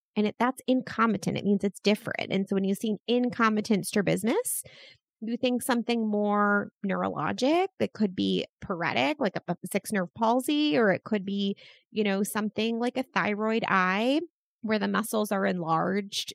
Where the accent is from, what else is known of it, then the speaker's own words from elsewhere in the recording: Baltimore, Maryland, United States; my hometown of, of Baltimore